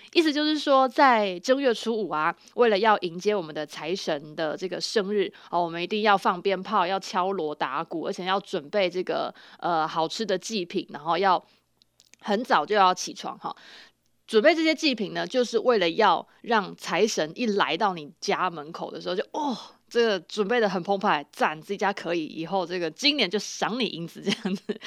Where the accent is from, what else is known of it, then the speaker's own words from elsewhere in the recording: Chiayi County, Taiwan; 因为我是嘉义人